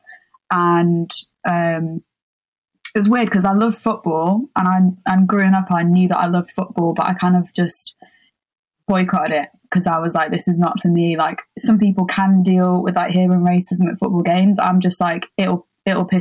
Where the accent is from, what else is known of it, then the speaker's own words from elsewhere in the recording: Sheffield, Yorkshire and the Humber, United Kingdom; I grew up in Sheffield